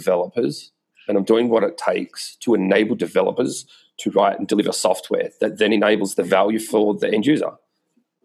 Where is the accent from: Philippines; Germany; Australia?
Australia; moved away as an adult; now in San Francisco, United States